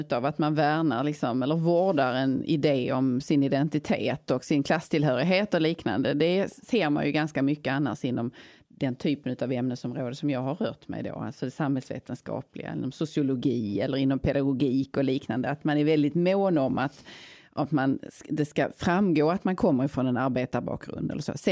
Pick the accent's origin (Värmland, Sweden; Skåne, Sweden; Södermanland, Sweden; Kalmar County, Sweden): Skåne, Sweden; Tågarp; born or raised there; now in Gothenburg, Sweden